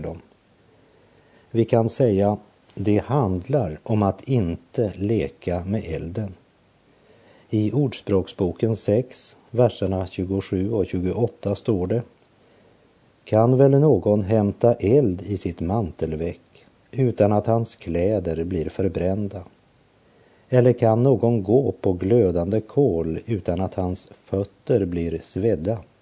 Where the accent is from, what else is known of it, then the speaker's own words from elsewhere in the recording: Sweden; Jag är ju svensk medborgare